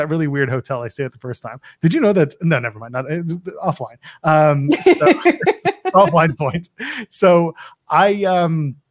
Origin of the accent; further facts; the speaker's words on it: Canada; I'm Canadian.